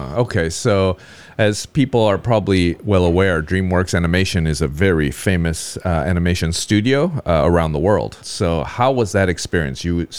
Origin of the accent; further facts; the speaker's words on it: Southern California, United States; I grew up in Southern California, so of course I am very well aware of LA and the trappings of LA.